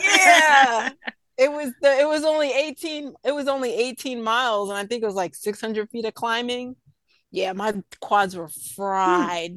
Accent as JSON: {"language": "English", "region": "New York", "country": "United States", "tie": "born or raised there", "said": "I grew up in New York."}